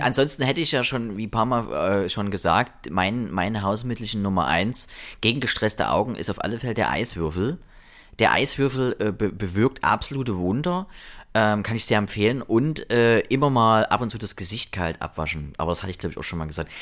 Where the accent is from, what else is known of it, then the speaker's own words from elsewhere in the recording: Germany; ich komme ja aus der Generation DDR, ein Land, was es nicht mehr gibt